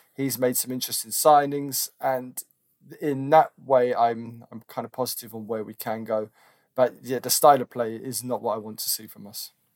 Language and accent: English; London, United Kingdom; I grew up in North London, N W seven